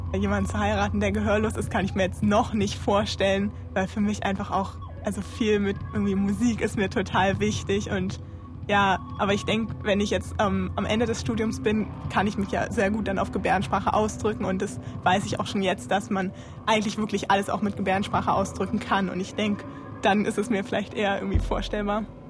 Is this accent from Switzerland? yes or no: no; Berlin, Germany; Ich bin in Berlin geboren, in Tiergarten, bin dann in Moabit aufgewachsen